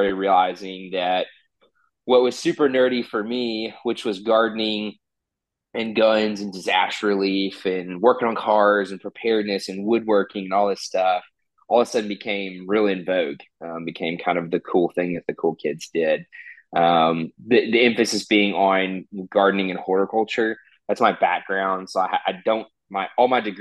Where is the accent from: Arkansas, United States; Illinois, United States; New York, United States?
Arkansas, United States; Little Rock; I'm from Little Rock, Arkansas, which is the capital of our state